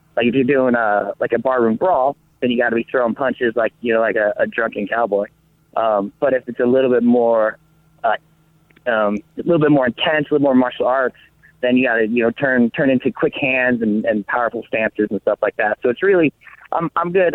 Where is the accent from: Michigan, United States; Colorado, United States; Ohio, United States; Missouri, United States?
Colorado, United States; moved away as an adult; also born or lived in Las Vegas; now in Los Angeles, United States; growing up in Colorado